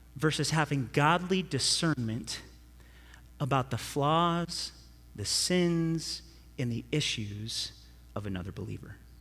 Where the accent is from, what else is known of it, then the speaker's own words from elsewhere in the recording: California, United States; I'm from California